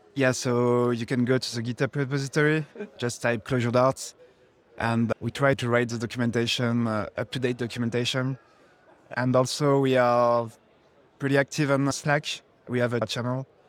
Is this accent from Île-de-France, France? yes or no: yes; Paris, Île-de-France, France; We are from France, Paris